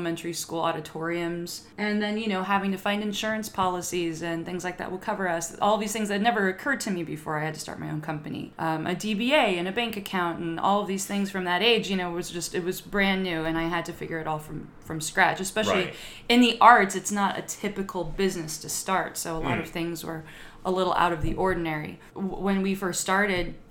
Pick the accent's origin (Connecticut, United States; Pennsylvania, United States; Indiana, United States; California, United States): California, United States; Lake Elsinore; I grew up in Lake Elsinore, California.